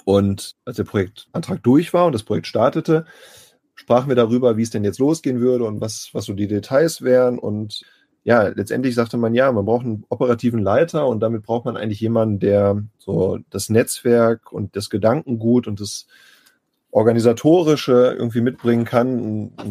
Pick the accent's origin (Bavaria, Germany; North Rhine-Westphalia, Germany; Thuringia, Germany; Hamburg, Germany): North Rhine-Westphalia, Germany; Bielefeld; Ich bin gebürtiger Bielefelder und bin eigentlich nur fürs Studium und für die Arbeit mal weggegangen. Im Herzen und wohnhaft im Wesentlichen aber immer hier geblieben